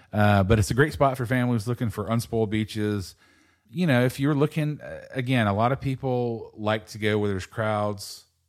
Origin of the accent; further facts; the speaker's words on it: East Coast, United States; I, growing up on the East Coast